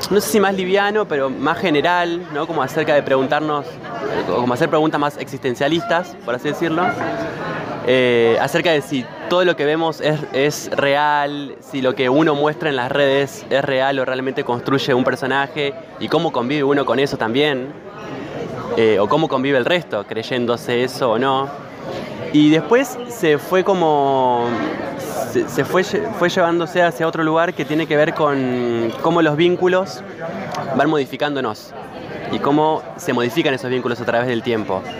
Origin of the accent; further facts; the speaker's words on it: Santa Rosa, La Pampa, Argentina; also born or lived in La Plata; now in Buenos Aires, Argentina; O sea, em, como bien nombraste, soy de Santa Rosa, La Pampa, Argentina. Y me fui a La Plata a estudiar cine.